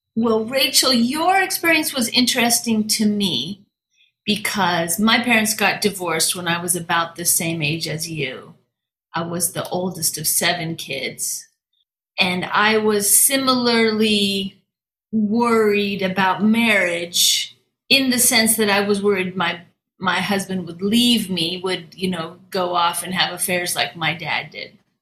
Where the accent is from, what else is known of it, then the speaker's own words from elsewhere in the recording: Washington, United States; now in Fukuoka, Japan; I grew up in Washington State